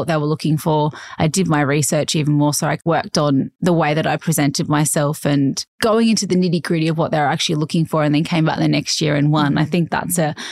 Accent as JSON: {"language": "English", "town": "Cairns", "region": "Queensland", "country": "Australia", "tie": "born or raised there", "moved": "as an adult", "lives_now": "Sydney, Australia", "said": "Growing up in Cairns, our trips each year were to Brisbane to see my grandparents."}